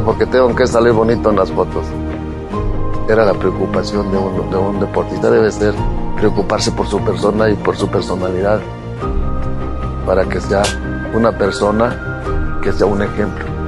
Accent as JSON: {"language": "Spanish", "region": "Puebla", "country": "Mexico", "said": "si yo soy poblano"}